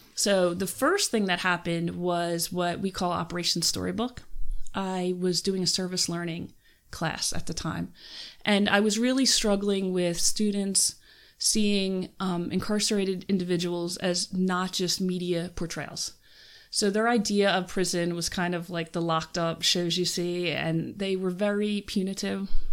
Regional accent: Philadelphia, Pennsylvania, United States; moved away as an adult; now in Western Pennsylvania, United States; I'm from Philadelphia.

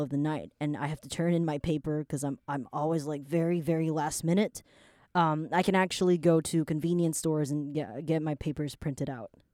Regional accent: Taiwan; I was born in Taiwan.

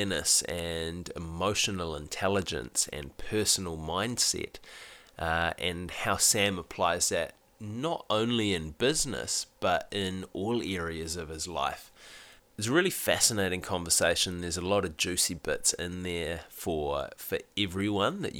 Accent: New Zealand; being a Kiwi

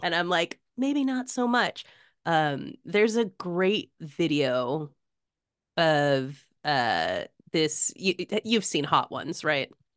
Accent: United States; as an American

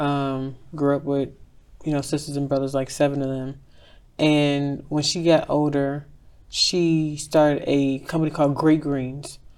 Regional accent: Chicago, Illinois, United States; moved away as an adult; also born or lived in Dallas, Texas; I'm from Inglewood, I left Chicago two weeks out of high school, so I was in Dallas for eight years, nine years.

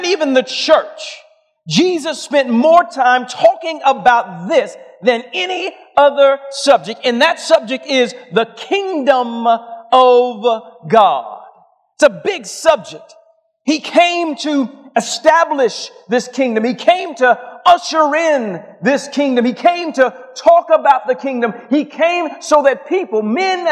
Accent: Atlanta, Georgia, United States; I'm from Atlanta

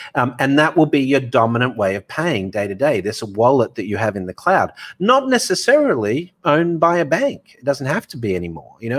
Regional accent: Australia; moved away as an adult; also born or lived in Hong Kong / Dubai; now in New York, United States; I've been offshore for twenty years, even though I'm Aussie

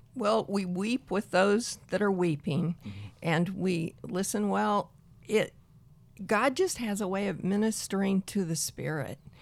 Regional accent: Peoria, Illinois, United States; I am from Central Illinois, Peoria, Illinois

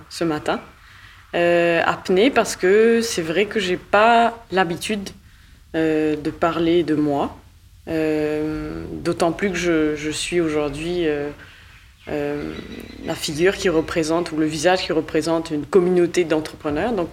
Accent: Mauritius; born there; Je suis née à Maurice et d'un père mauricien et d'une mère canadienne.

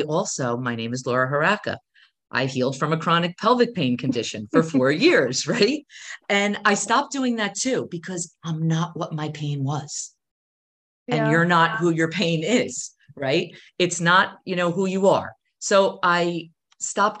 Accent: New Jersey, United States; I'm from New Jersey.

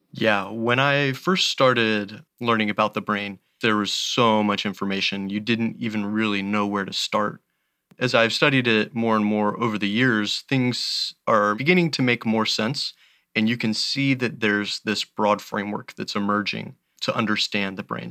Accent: Belleview, Florida, United States; I grew up in a small town called Bellevue, Florida. It's about an hour south of Gainesville.

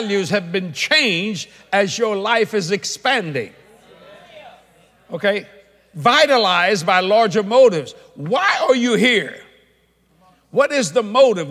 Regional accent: United States; I'm an American

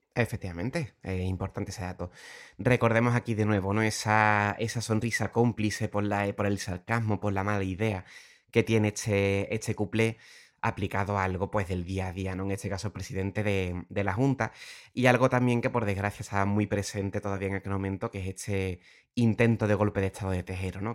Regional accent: Puerto Real, Andalusia, Spain; soy de Puerto Real, llevo desde pequeño con, un, con familias muy vinculadas al carnaval

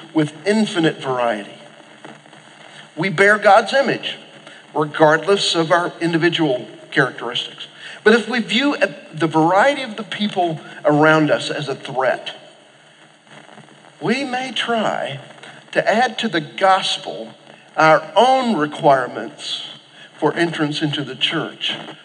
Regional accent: Oklahoma, United States; I grew up in Oklahoma

